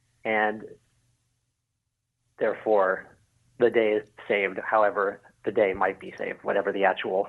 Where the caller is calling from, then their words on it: Houston, Texas, United States; from Houston, Texas.